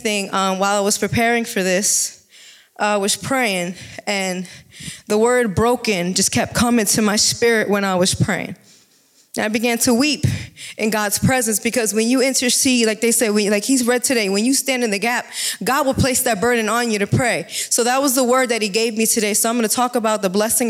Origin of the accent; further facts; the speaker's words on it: New Jersey, United States; now in Jacksonville, United States; I'm originally from New Jersey and moved to Jacksonville, Texas to work in a ministry.